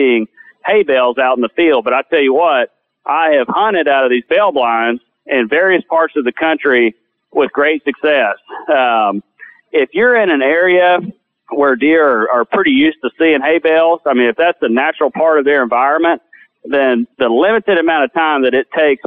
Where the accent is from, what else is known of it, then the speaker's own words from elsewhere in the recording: Davie County, North Carolina, United States; moved away as an adult; now in North Georgia, United States; I grew up in Davie County, North Carolina, in the Piedmont area, kind of the central part of the state